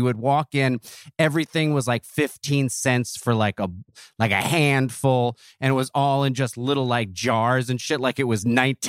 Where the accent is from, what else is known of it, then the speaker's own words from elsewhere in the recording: Neptune, New Jersey, United States; also born or lived in Grand Rapids, Michigan / Asbury Park, New Jersey; I was born in Grand Rapids, Michigan, but then my parents got divorced when I was two, immediately moved back to my mom's hometown of Asbury Park, lived there for a couple of years, and then we moved right across the tracks to Neptune, New Jersey.